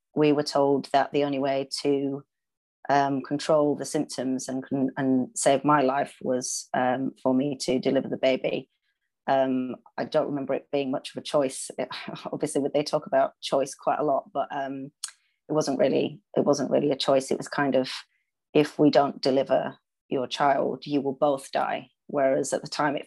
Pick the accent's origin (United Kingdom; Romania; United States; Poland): United Kingdom; Leeds, Yorkshire and the Humber; now in London, United Kingdom; I'm from Leeds originally, but I live in London with my husband.